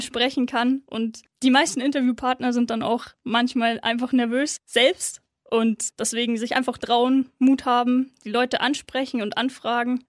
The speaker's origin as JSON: {"language": "German", "town": "Munich", "region": "Bavaria", "country": "Germany", "tie": "born or raised there", "said": "ist meine Heimatstadt, bin dort aufgewachsen"}